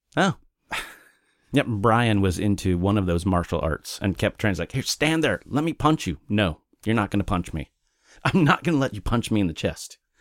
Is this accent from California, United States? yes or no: no; Oklahoma City, Oklahoma, United States; also born or lived in Wichita, Kansas; I moved from Kansas when I was eight or nine to Oklahoma City